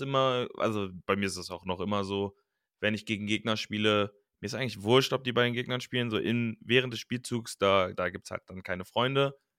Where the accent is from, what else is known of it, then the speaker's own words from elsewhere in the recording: Cologne area, North Rhine-Westphalia, Germany; also born or lived in Düsseldorf; ich bin in Düsseldorf geboren und dann in Langenfeld und Leverkusen und im Kölner Raum aufgewachsen